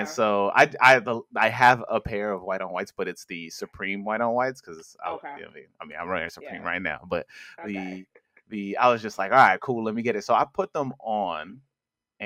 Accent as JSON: {"language": "English", "region": "New York", "country": "United States", "said": "I'm from New York."}